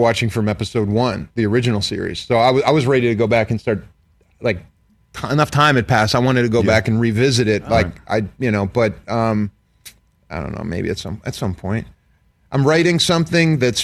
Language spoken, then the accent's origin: English; Pittsburgh, Pennsylvania, United States; I'm from Pittsburgh